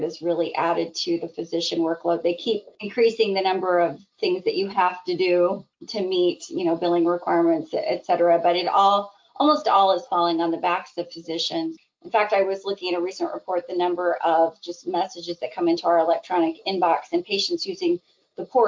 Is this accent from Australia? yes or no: no; Idaho, United States; moved away as an adult; also born or lived in Midwest / Seattle, Washington; now in Michigan, United States; I actually was originally born in the Midwest, ended up growing up in Idaho, though, because my dad was a nuclear engineer